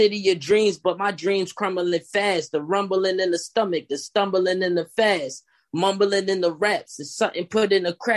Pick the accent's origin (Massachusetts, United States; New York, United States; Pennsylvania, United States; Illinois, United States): Pennsylvania, United States; Philadelphia; I'm originally from South Philadelphia. I was born and raised there.